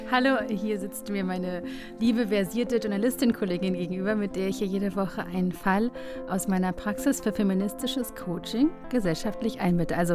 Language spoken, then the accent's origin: German; Germany; bin Deutsche